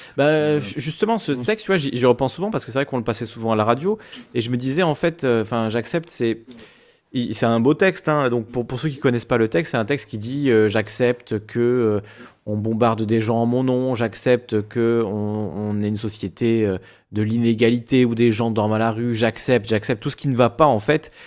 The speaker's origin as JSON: {"language": "French", "region": "Corsica", "country": "France", "said": "je suis corse"}